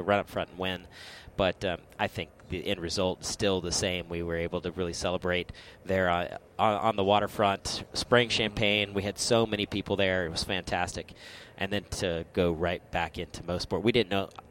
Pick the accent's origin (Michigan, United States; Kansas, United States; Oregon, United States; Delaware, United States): Michigan, United States; I was the only professional sports car racer that lives in Michigan, born in Michigan